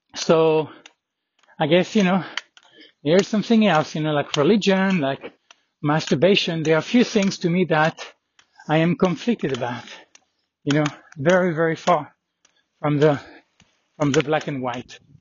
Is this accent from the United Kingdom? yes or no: no; France; being from France